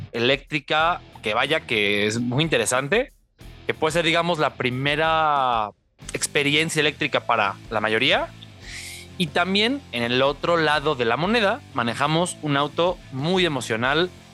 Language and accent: Spanish; Mexico; como mexicanos